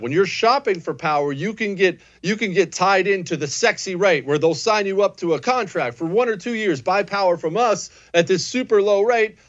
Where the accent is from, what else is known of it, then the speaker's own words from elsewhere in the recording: Montana, United States; now in Texas, United States; I grew up in Montana, they bury all the pipes five feet underground because it freezes all the time.